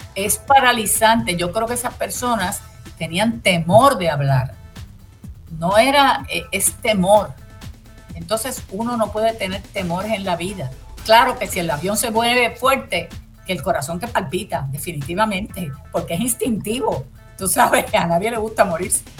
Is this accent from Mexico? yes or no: no; Puerto Rico; Yo soy puertorriqueña, vuelvo y digo, descendiente de españoles, de indios y de negros